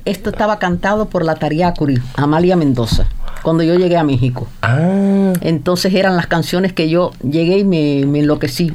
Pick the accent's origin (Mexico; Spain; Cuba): Cuba; moved away; yo me salí de Cuba en el 58. Entonces, cuando yo estaba en Cuba en ese momento fue mi último tiempo en Cuba